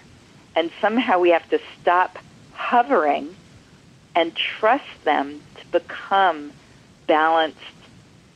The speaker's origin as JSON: {"language": "English", "town": "Lexington", "region": "Massachusetts", "country": "United States", "tie": "born or raised there", "said": "my hometown, Lexington, Massachusetts"}